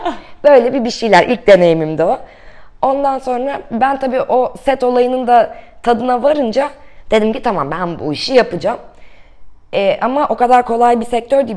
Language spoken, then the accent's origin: Turkish; Kırklareli, Turkey; now in Istanbul, Turkey; Kırklareli'de doğdum.